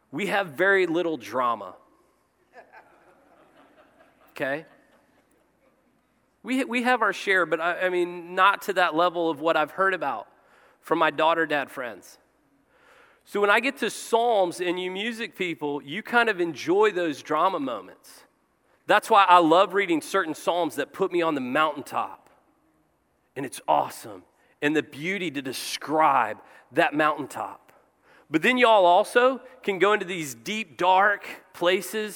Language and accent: English; Cincinnati, Ohio, United States; I was born in Our Lady of Mercy, Cincinnati, Ohio